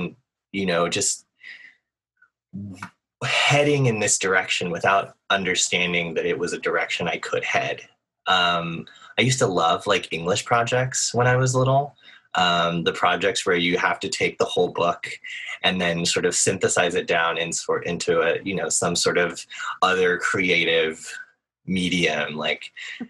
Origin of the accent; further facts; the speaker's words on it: Nashville, Tennessee, United States; I grew up in Nashville, Tennessee